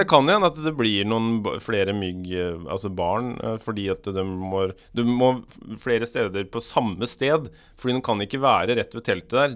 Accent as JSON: {"language": "Norwegian", "town": "Skiptvet", "region": "Østfold", "country": "Norway", "moved": "yes", "said": "jeg er jo fra Skiptvet, egentlig, som er rett ved Askim og Indre Østfold"}